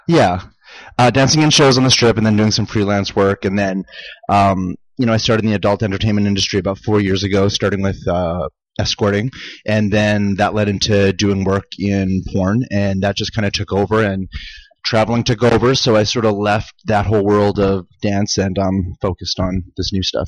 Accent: Saskatchewan, Canada; moved away as an adult; also born or lived in Las Vegas, United States; now in Los Angeles, United States; grew up in Canada. Yeah, I'm from Saskatchewan, Canada

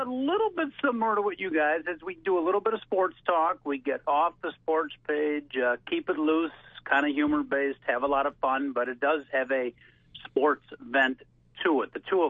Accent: Chicago, Illinois, United States; I grew up in Chicago all my life.

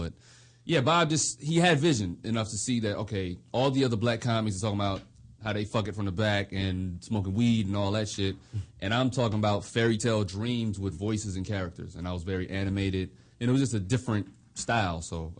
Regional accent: Germany; also born or lived in United States; I just was a little kid growing up in Germany, military brat, and breakdancing my way into girls' pants.

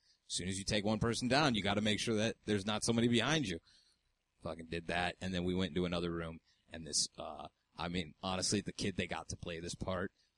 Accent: New York, United States; I'm from New York

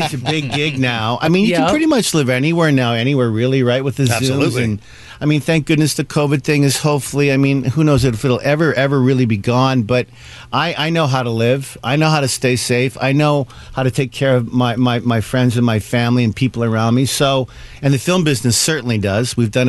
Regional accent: Canada; moved away; also born or lived in United States; I'm Canadian-American proud. I'm both.

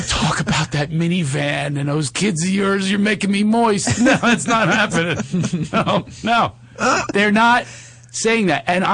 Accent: Philadelphia, Pennsylvania, United States; That's Philadelphia, my hometown

